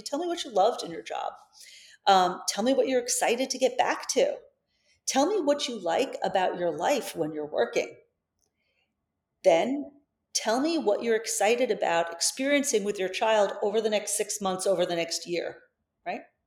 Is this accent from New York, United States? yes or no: yes; Long Island, New York, United States; moved away as an adult; also born or lived in San Francisco; I grew up on Long Island.